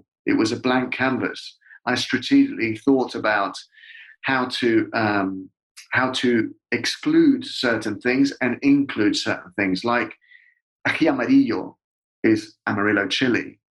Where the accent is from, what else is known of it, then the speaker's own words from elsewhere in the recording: United Kingdom; as a person who'd come from, who has a dual nationality. Well, I'm just British, but has it culturally from two different places, who passionately loves the UK and Britain